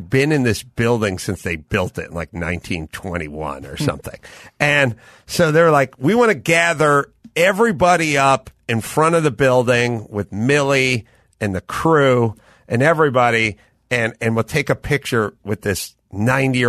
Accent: North Hollywood, California, United States; I'm from North Hollywood

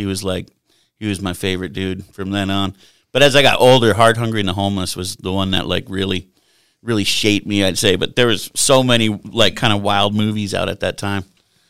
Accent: New Jersey, United States; born there; also born or lived in Buffalo, New York; I was born in Jersey. A lot of people don't know that. Only lived there for like two, three days, enough to be in the hospital.

